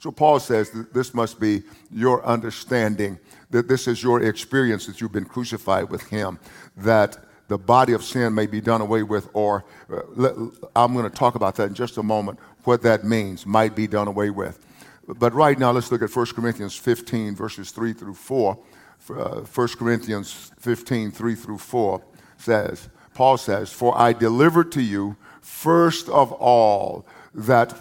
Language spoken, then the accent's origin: English; United States; I'm speaking from the United States of America